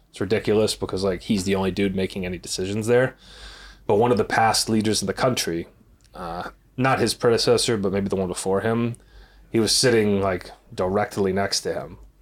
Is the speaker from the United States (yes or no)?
yes; United States; we're American